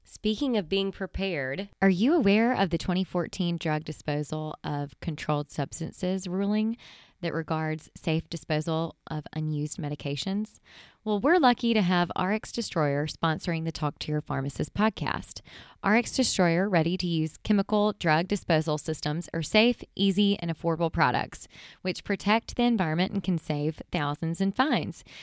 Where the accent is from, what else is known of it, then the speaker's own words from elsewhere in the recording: Mississippi, United States; now in Nashville, United States; I'm from Mississippi